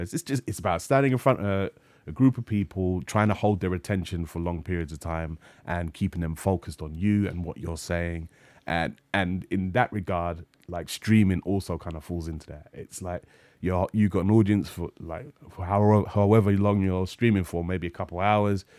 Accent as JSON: {"language": "English", "region": "London", "country": "United Kingdom", "tie": "born or raised there", "said": "I grew up in North London"}